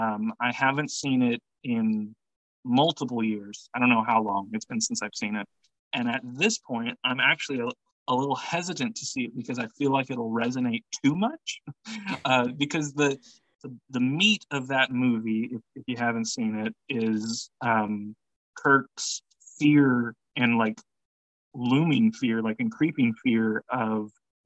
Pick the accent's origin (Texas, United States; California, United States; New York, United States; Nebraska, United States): Nebraska, United States; Lincoln; I grew up in Lincoln, so it was also the first and so far only time I rode on a city bus and went to see a movie.